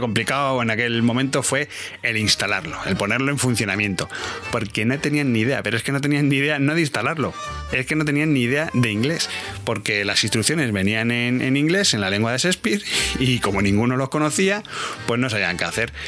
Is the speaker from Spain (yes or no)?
yes; Spain; como español